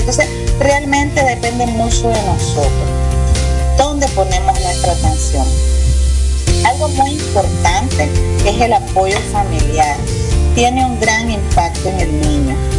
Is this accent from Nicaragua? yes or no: yes; Nicaragua; Soy una mujer nicaragüense apasionada